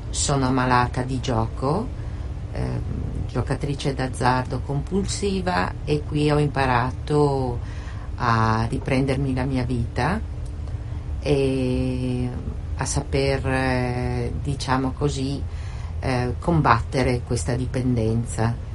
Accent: Siena, Tuscany, Italy; vengo da Siena

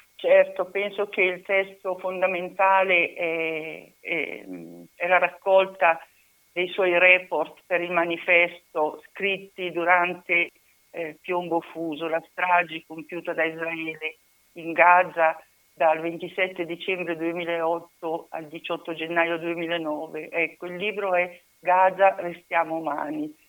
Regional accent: Bulciago, Lombardy, Italy; proprio qui nel mio paese, a Bolciago

